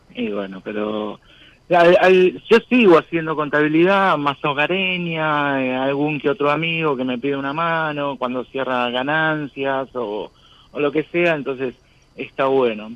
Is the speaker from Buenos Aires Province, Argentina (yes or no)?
yes; San Antonio de Padua, Buenos Aires Province, Argentina